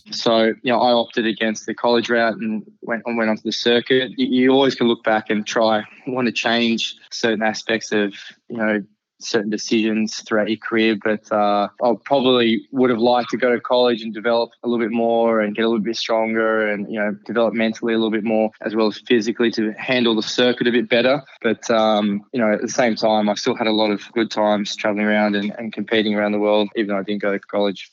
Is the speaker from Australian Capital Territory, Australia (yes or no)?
yes; Canberra, Australian Capital Territory, Australia; I grew up in Canberra, which is actually the capital of Australia.